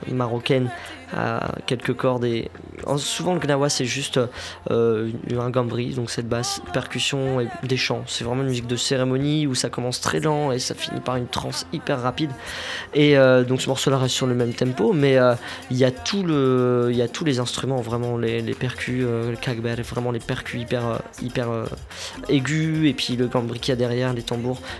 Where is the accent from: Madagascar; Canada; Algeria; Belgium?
Algeria; Kabylie; Je suis kabyle, du coup, même la langue arabe, du coup, je, commence seulement à vraiment l'apprendre.